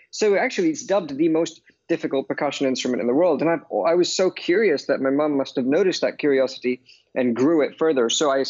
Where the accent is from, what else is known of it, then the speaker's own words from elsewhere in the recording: London, United Kingdom; But obviously, growing up in London, not only am I influenced by pop and jazz